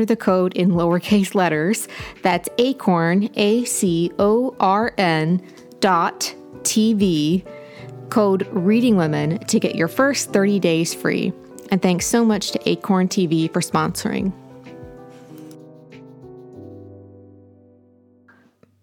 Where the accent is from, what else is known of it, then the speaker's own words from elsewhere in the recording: Appalachian Ohio, United States; I'm from Appalachian, Ohio.